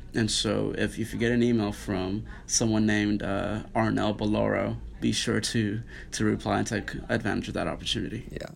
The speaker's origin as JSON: {"language": "English", "region": "Nairobi", "country": "Kenya", "tie": "born or raised there", "also_born_or_lived": "Arlington, Texas", "moved": "yes", "lives_now": "Notre Dame, United States", "said": "I grew up in uh, Nairobi, Kenya"}